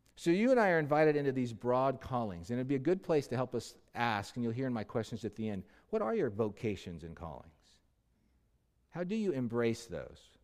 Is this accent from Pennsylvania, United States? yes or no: no; Los Angeles, California, United States; Los Angeles, my hometown